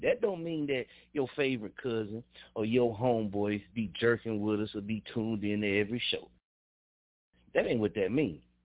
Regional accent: Muskogee, Oklahoma, United States; also born or lived in Wichita, Kansas; I'm an Okie from Muskogee. I grew up in Muskogee, Oklahoma, 1033 South C.

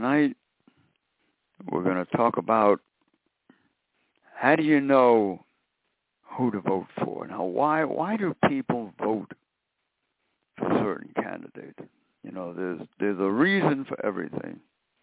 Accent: New York City, New York, United States; when I was growing up in Brooklyn, I met Mayor Wagner.

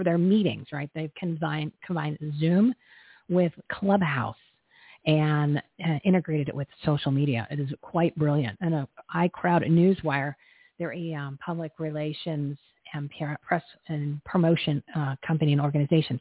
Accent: New Jersey, United States; I'm from New Jersey

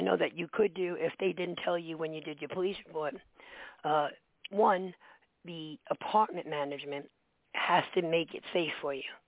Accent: New York City, New York, United States; I grew up in the Bronx

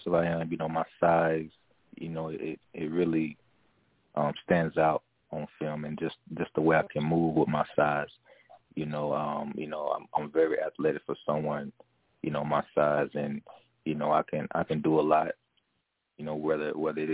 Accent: Arkansas, United States; my home state, I've always, you know, loved Arkansas

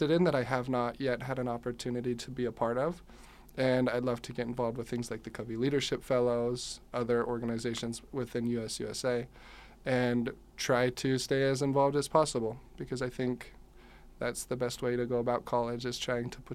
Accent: South Jordan, Utah, United States; I'm from South Jordan, Utah.

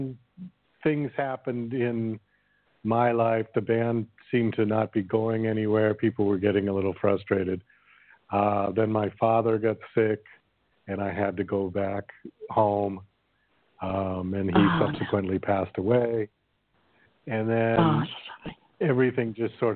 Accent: Boston, Massachusetts, United States; moved away as an adult; also born or lived in New York City; I'm originally from Boston, Massachusetts, and I moved to New York City

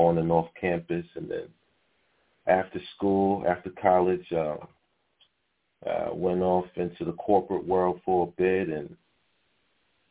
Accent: New York City, New York, United States; I'm from Harlem. I was born in Harlem Hospital

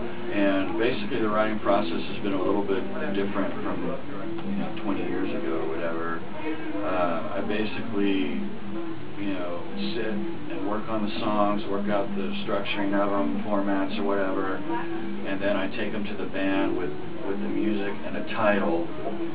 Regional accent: Dallas, Texas, United States; Dallas, that's my hometown

